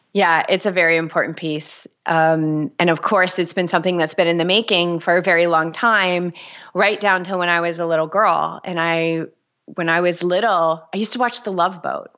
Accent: New England, United States; also born or lived in Boulder, Colorado; now in Newport, United States; I grew up in New England, so I love New Englanders

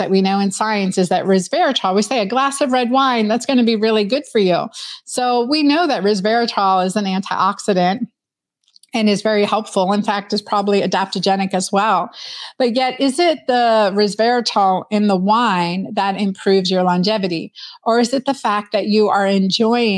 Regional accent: Pennsylvania, United States; also born or lived in Doylestown, Pennsylvania; we grew up in Hapro, Pennsylvania, and then moved to Doylestown as a teenager in Pennsylvania.

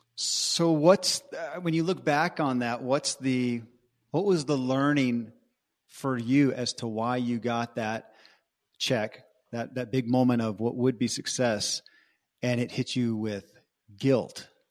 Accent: Bowling Green, Kentucky, United States; I grew up in Bowling Green, Kentucky

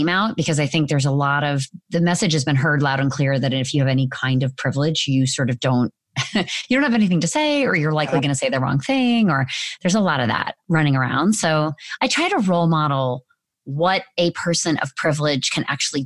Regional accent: Orange County, California, United States; moved away as an adult; I was from Orange County, California

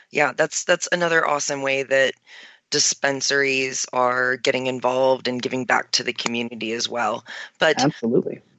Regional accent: Maryland, United States; now in Denver, United States; I came from Maryland um, where there were no dispensaries when I lived there.

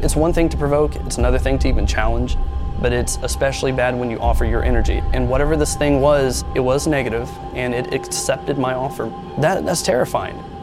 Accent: American Midwest, United States; So, the area that I grew up in was the suburbs.

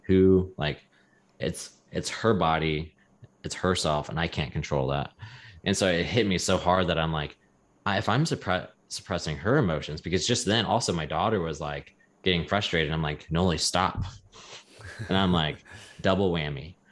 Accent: the South, United States; growing up in the South

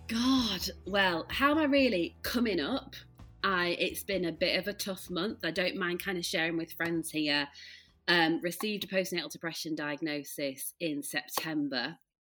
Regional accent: Leeds, Yorkshire and the Humber, United Kingdom; now in Peak District, United Kingdom; I'm from Leeds, but we live in the like uh, near the Peak District

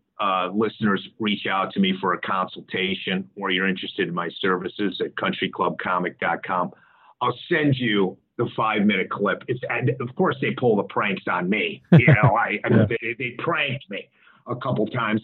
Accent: Evanston, Illinois, United States; moved away; I'm originally from Evanston, Illinois.

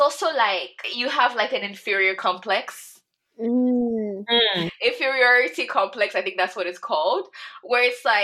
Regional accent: Nigeria; as a Nigerian girl

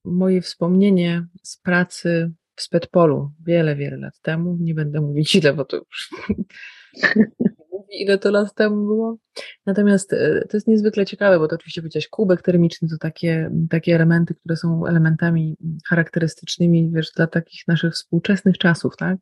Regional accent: Białystok, Podlaskie Voivodeship, Poland; moved away; przyjechałam do domu i w białym stoku moim rodowitym mieście

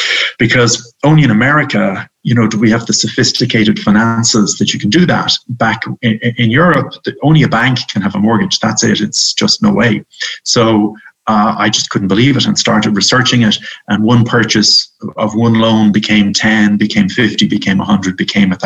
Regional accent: Ireland; moved away as an adult; now in United States; I'm Irish

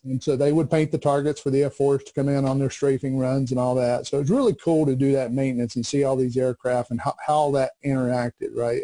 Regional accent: Bessemer City, North Carolina, United States; I came from a small textile town called Bessemer City, not to be confused with Bessemer, Alabama, but right. Bessemer City, North Carolina. And uh, when I was growing up, again, it was it was all about textiles

